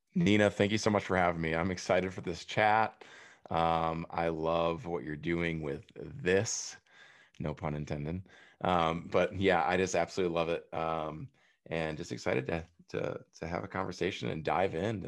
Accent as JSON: {"language": "English", "town": "Prairie du Chien", "region": "Wisconsin", "country": "United States", "tie": "born or raised there", "said": "I went back to my hometown. I'm back hanging out with my best friends that grew up on the same street, Ohio Street, Prairie Sheen, Wisconsin"}